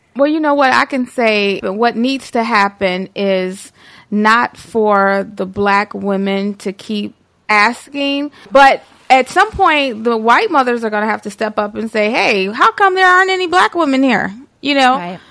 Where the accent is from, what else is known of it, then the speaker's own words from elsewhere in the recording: Detroit, Michigan, United States; I'm from the east side of Detroit.